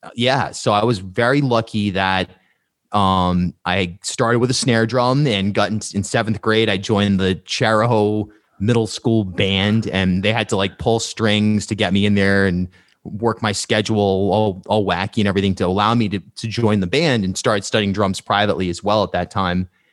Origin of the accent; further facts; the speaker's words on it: Charlestown, Rhode Island, United States; moved away as an adult; also born or lived in New York; I grew up in Charlestown and in the woods